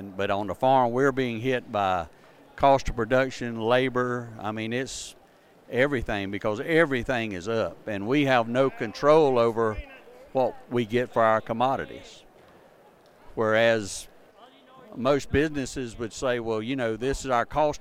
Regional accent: Southwest Georgia, United States; I'm from Southwest Georgia

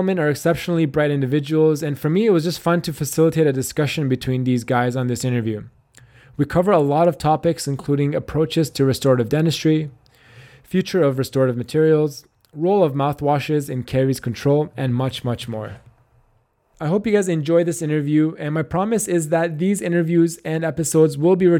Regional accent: Canada

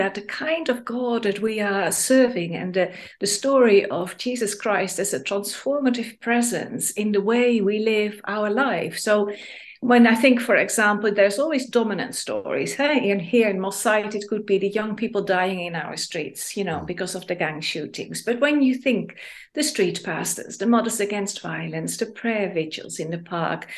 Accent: Netherlands; now in Manchester, United Kingdom; I'm raised in Holland

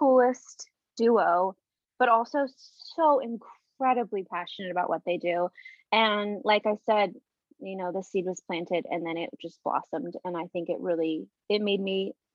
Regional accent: Tucson, Arizona, United States; moved away as an adult; also born or lived in Fullerton, California; I was born and raised in Tucson

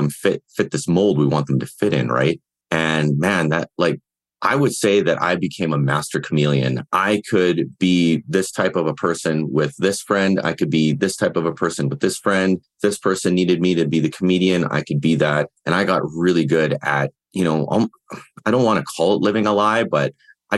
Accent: Winnipeg, Manitoba, Canada; now in Cochrane, Canada; I'm from originally from Winnipeg, Manitoba, Canada, home of the Winnipeg Jets. But now I currently reside in Alberta, just outside of Calgary

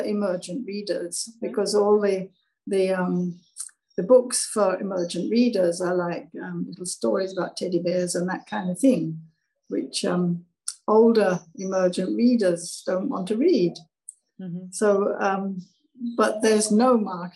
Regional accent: Hereford, West Midlands, United Kingdom; moved away as an adult; also born or lived in west coast of Scotland / High Wycombe; now in Jamaica; I was born in Hereford. I lived on the west coast of Scotland for a couple of years, and then I was in High Wycombe, which is a dormitory town for London, really.

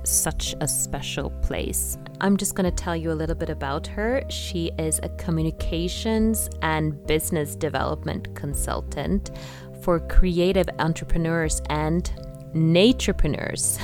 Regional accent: Bergen, Vestland, Norway; also born or lived in Oslo; my hometown on the west coast, Bergen

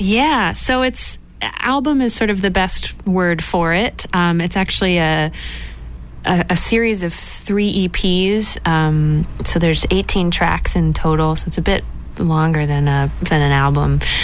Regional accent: Dedham, Massachusetts, United States; also born or lived in Somerville; I'm from Dedham, Massachusetts. I grew up in Dedham.

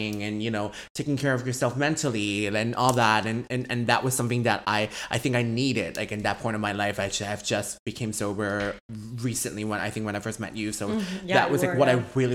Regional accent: Vancouver, British Columbia, Canada; also born or lived in San Francisco / Hong Kong; I'm from Vancouver. I grew up here my whole life. So I've been here since I was grade one. So I was born in San Francisco

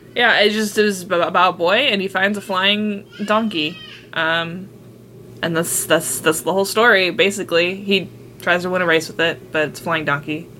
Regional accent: California, United States; we grew up in California

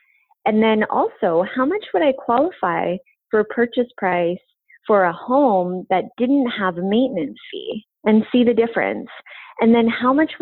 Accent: Vancouver, British Columbia, Canada; I'm from Vancouver

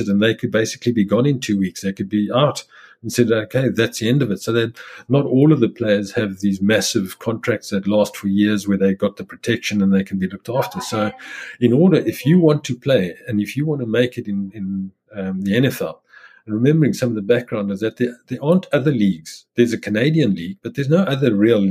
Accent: South Africa; moved away as an adult; as a South African where I was isolated through apartheid

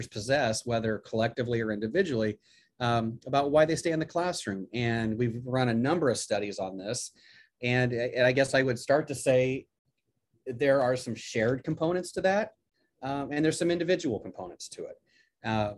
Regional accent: Illinois, United States; moved away as an adult; now in Auburn, United States; growing up in Illinois

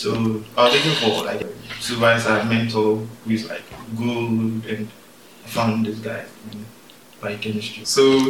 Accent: Takoradi, Western Region, Ghana; moved away; also born or lived in Kumasi, Ghana; I grew up in Takrade.

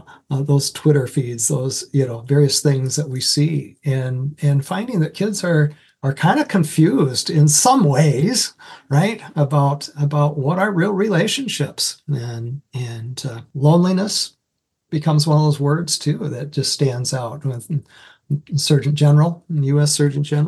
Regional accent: Iowa, United States; moved away as an adult; also born or lived in Anoka, Minnesota; now in Minnesota, United States; I was first hired coming up from Iowa to Minnesota by a church up in Anoka

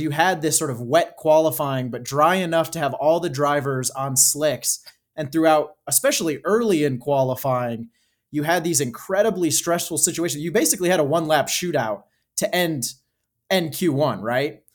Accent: United States; as an American

